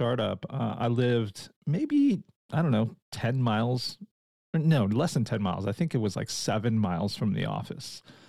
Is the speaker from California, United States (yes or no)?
yes; California, United States; I'm from California, actually, where there's just one season. It's just kind of summer year round. So I moved up here about 5 years ago